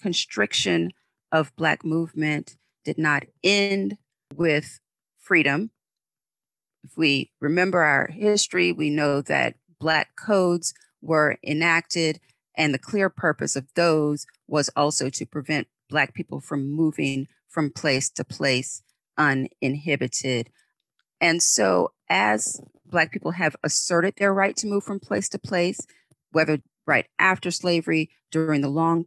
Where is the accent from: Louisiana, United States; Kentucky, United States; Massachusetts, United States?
Louisiana, United States; New Orleans; moved away; I'm originally from New Orleans, Louisiana